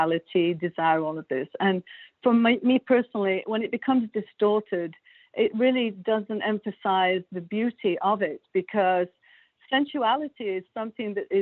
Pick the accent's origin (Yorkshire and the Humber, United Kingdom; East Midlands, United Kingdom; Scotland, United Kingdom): East Midlands, United Kingdom; Derbyshire; moved away as an adult; also born or lived in Beaumont, Quebec, Canada; now in Quebec, Canada; I was born in Derbyshire